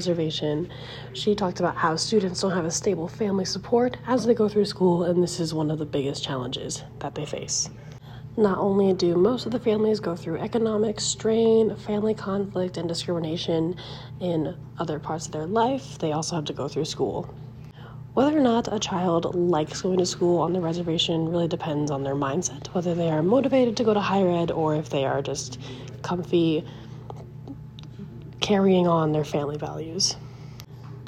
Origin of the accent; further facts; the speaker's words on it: Spearfish, South Dakota, United States; moved away as an adult; also born or lived in Colorado; I grew up in Spearfish, South Dakota, away from the reservation.